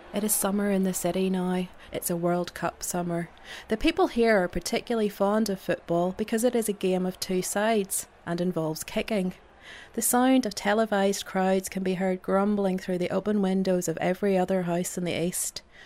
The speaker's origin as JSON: {"language": "English", "region": "Northern Ireland", "country": "United Kingdom", "tie": "born or raised there", "moved": "yes"}